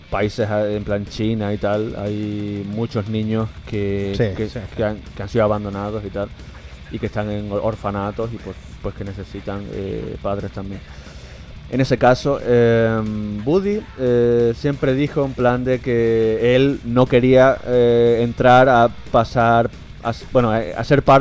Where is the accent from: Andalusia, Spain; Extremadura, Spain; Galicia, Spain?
Extremadura, Spain; Guareña; born or raised there